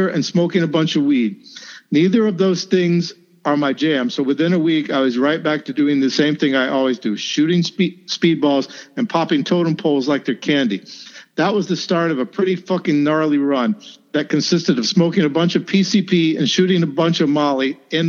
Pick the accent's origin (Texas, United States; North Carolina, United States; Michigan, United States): North Carolina, United States; my hometown in North Carolina